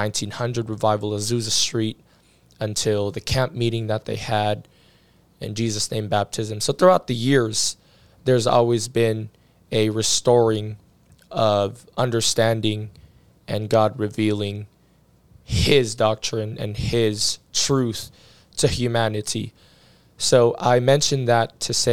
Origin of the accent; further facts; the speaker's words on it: Philippines; moved away; also born or lived in Pittsburgh, Pennsylvania, United States; I grew up in the Philippines, but I wasn't born in the Philippines.